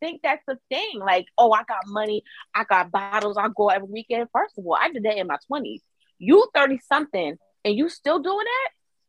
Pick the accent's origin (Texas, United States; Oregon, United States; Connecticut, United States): Connecticut, United States; I'm from Connecticut.